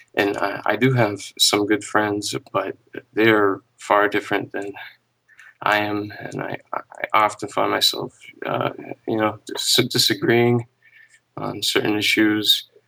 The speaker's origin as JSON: {"language": "English", "country": "United States", "tie": "born or raised there", "said": "I was born here in the U S"}